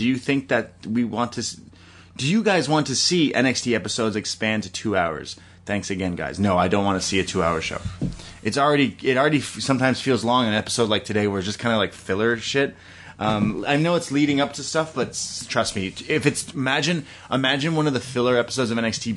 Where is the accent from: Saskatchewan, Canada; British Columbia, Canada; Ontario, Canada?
Ontario, Canada; Toronto; I'm from Toronto